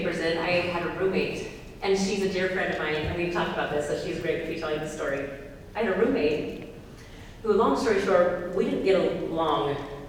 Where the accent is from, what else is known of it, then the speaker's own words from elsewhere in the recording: Oregon, United States; And plus, remember, I'm from Oregon, so it's California.